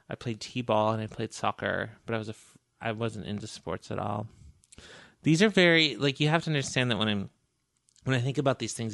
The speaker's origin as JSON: {"language": "English", "region": "Michigan", "country": "United States", "tie": "born or raised there", "also_born_or_lived": "Montana", "said": "I was born in Montana. And then my mother was a single mother with me and my younger brother and um, joined the Air Force and then moved to, we grew up in the Upper Peninsula of Michigan."}